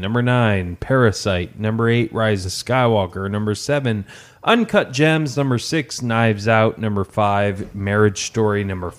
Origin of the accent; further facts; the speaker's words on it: Detroit, Michigan, United States; my hometown, bro, Detroit.